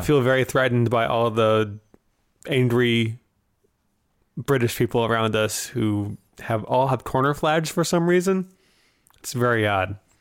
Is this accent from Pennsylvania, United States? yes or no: no; Wisconsin, United States; I'm from Wisconsin